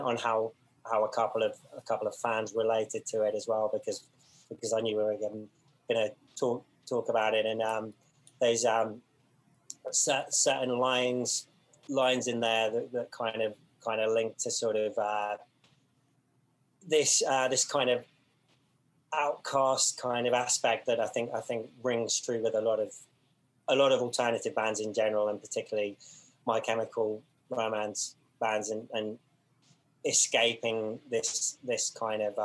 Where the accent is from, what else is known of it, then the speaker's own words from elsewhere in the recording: United Kingdom; I'm a British guy